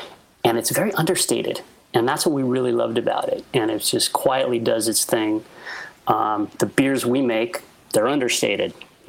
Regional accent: Oakland, California, United States; I grew up, I'm from Oakland.

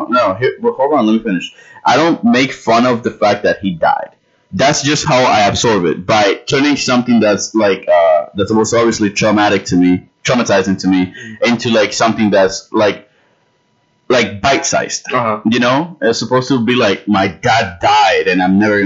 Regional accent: New York City, New York, United States; I am from the Bronx

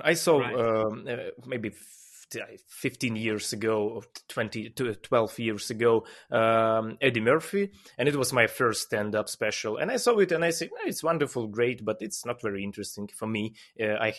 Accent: Ukraine; English is a second language; I am that guy from Ukraine

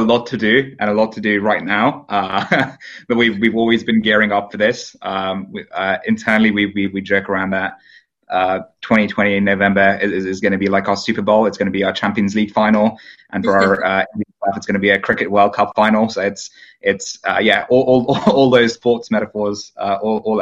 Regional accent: United Kingdom; My hometown happened to be the highest Brexit voting town in the UK

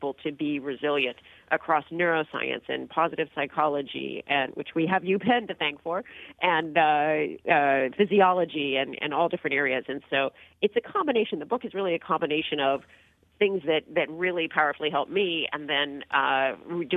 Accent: San Diego, California, United States; I grew up in San Diego and became a skier.

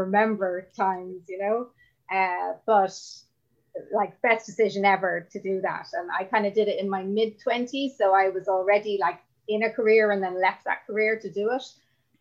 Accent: Ireland; as Irish people, we're quite defensive about our drinking

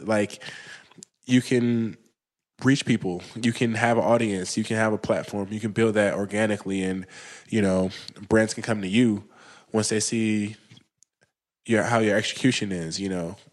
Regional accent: Chicago, Illinois, United States; moved away as an adult; also born or lived in Los Angeles; now in New York, United States; I'm from Chicago

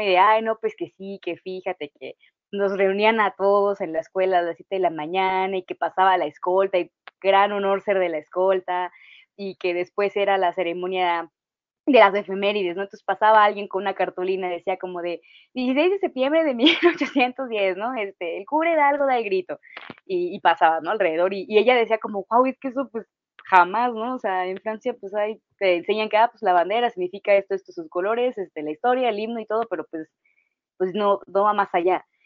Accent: Mexico; vamos a seguir siendo mexicanos toda la vida

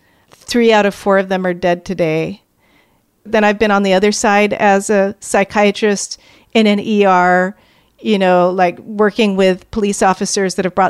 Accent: United States; So I'm African American, and I grew up in an upwardly striving family.

